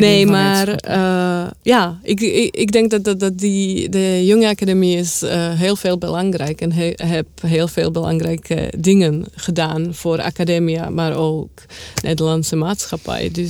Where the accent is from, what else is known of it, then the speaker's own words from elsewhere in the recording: Czechia; Ook omdat ik van Tsjechië kom.